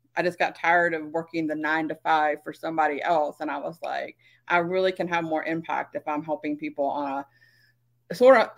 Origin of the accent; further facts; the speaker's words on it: South Carolina, United States; now in Las Vegas, United States; I'm originally from South Carolina. I now live in the fabulous Sin City, Las Vegas